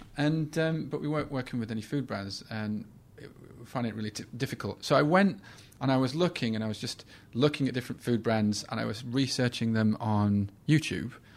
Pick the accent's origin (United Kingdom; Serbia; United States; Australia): United Kingdom; Sheffield, Yorkshire and the Humber; the Sheffield Star, which is my hometown